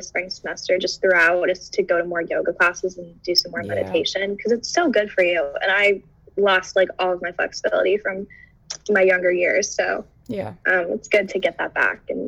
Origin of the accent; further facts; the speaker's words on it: Massachusetts, United States; I'm from Massachusetts